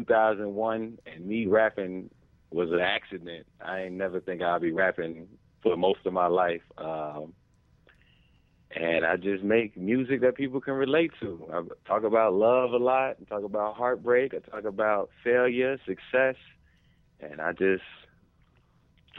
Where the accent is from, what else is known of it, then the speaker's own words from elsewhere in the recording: Dolton, Illinois, United States; also born or lived in Chicago, Illinois; I was born in Chicago, and I was raised in the South Suburbs